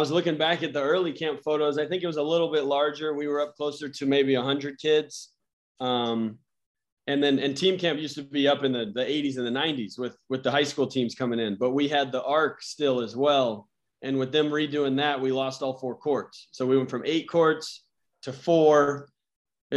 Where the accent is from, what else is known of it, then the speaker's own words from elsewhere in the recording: Atlanta, Georgia, United States; now in San Diego, United States; I went to Georgia Tech camp growing up because I'm from Atlanta